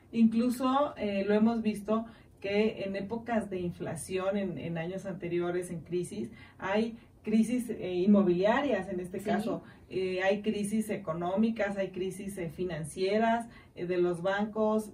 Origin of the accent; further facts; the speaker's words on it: Mexico; como buenos mexicanos y amo ser mexicana